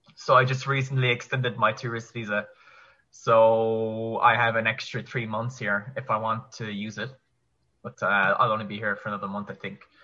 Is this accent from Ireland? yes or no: yes; Kerry, Munster, Ireland; moved away as an adult; also born or lived in Limerick; born and raised in Ireland. Um, went to school in Kerry, which is my my county where I'm from